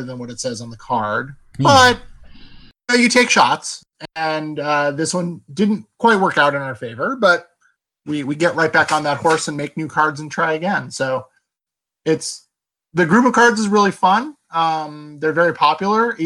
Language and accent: English; United States; I'm an American